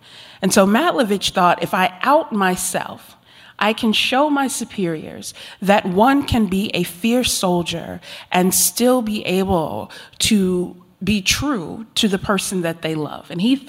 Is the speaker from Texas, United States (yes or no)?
no; Virginia, United States; growing up in Virginia in the heart of Jerry Falwell country